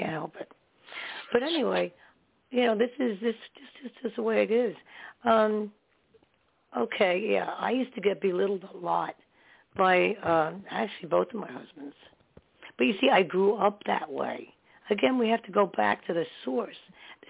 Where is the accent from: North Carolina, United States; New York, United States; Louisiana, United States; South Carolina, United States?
New York, United States; also born or lived in New Jersey; I was born in New York and we lived in New York for a while. And then we moved back to Jersey or into Jersey. Then we went back and forth, and then to Staten Island, New York. I would rather be in New York.